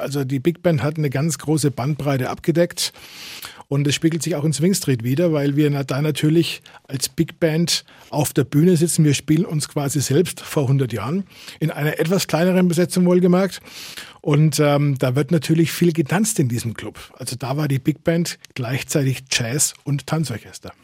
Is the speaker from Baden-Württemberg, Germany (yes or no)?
no; Fürth, Bavaria, Germany; also born or lived in Nuremberg; ich bin eigentlich in Nürnberg geboren, also rein gebürtig bin ich Nürnberger, aber ich bin gefühlter Fürther. Da bin ich aufgewachsen